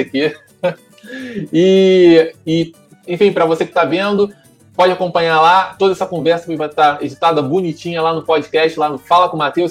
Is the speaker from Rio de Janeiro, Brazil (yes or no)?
yes; São Gonçalo, Rio de Janeiro, Brazil; sou, sou, criado aqui no, no Paraíso